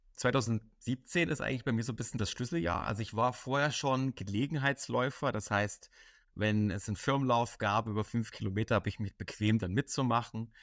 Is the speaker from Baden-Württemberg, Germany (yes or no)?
no; Dresden, Saxony, Germany; ich komme aus Dresden.